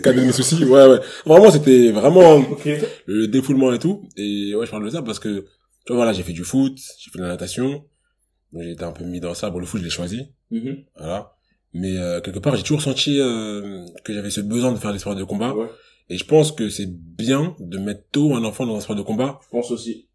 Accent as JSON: {"language": "French", "country": "Cameroon", "said": "je suis camerounais"}